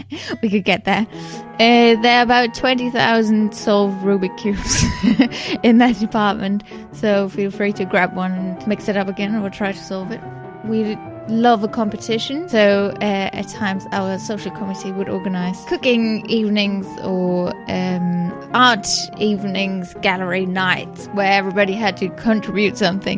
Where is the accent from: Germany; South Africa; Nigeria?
Germany; accent: German; English is a second language; moved away as an adult; now in England; as you might have guessed from my accent, I'm German. I came over to England 3 years ago